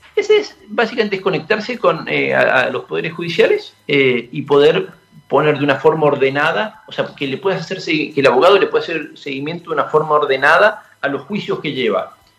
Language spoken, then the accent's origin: Spanish; San Carlos de Bariloche, Río Negro, Argentina; moved away; yo crecí en Bariloche